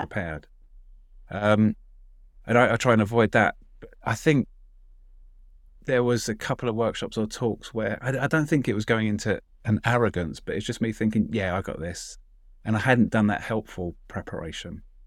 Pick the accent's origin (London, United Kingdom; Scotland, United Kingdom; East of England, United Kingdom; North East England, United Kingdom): London, United Kingdom; I'm a Londoner